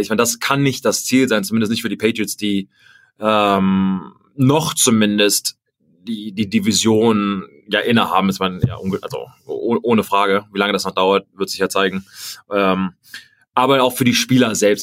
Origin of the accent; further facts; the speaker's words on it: Germany; Germany. Und ich sag, gut, ich auch